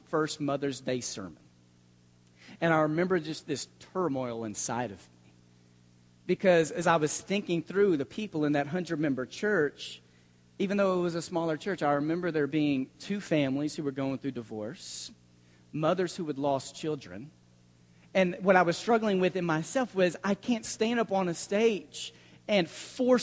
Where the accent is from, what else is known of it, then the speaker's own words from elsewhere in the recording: Mesquite, Texas, United States; I grew up in the Mesquite Church of Christ, just outside of Dallas. I consider that my home congregation. I was there through middle school, high school, a lot of my formative years